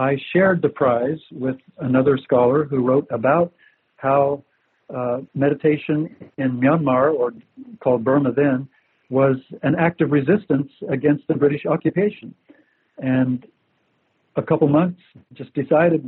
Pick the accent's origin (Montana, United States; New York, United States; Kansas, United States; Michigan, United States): Kansas, United States; Central; moved away; also born or lived in Little River, Kansas / Eugene, Oregon; growing up in Central Kansas